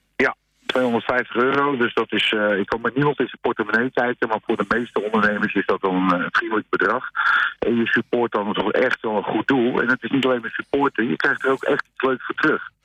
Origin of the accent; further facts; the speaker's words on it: Alkmaar, North Holland, Netherlands; ik kom uit Alkmaar zelf